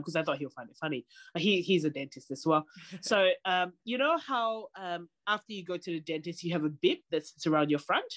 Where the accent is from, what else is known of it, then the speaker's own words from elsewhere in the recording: Singapore; moved away; I grew up in Singapore